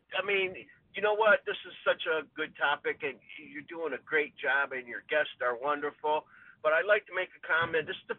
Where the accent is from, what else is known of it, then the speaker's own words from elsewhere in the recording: Dearborn, Michigan, United States; now in Windsor, Canada; I grew up in Dearborn.